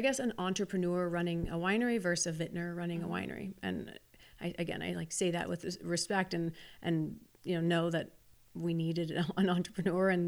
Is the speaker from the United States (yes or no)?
yes; Wichita, Kansas, United States; I'm from Wichita, Kansas